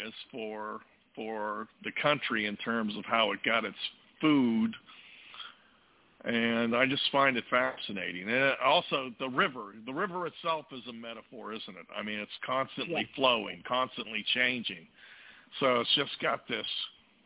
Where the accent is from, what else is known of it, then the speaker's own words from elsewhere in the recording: New Castle, Pennsylvania, United States; also born or lived in Pineville, Kentucky (mother's origin); I was born in Newcastle, Pennsylvania, which is just outside of Pittsburgh.